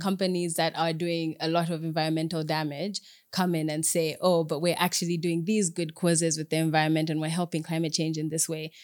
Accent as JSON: {"language": "English", "country": "Zambia", "tie": "born or raised there", "said": "I'm Zambian Ugandan, um, but I grew up in Zambia, so I identify more with my Zambianness"}